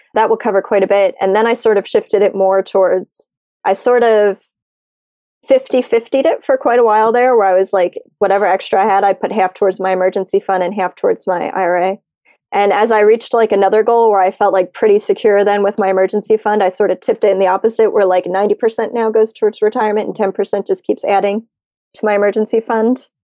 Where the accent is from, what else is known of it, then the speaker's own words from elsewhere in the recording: United States; I'm American